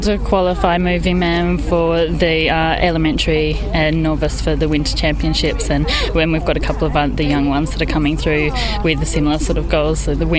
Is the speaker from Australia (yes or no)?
yes; Australia; moved away as an adult; now in United Kingdom; No, I'm from Australia originally. Both my parents are British, so half British, really.